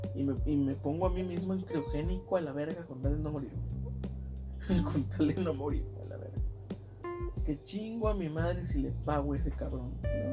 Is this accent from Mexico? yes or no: yes; Mexico; soy mexicano